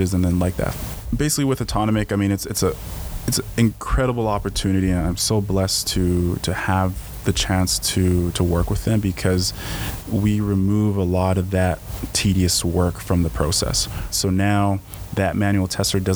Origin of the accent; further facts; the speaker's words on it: Edmonton, Alberta, Canada; I was from Alberta and from Edmonton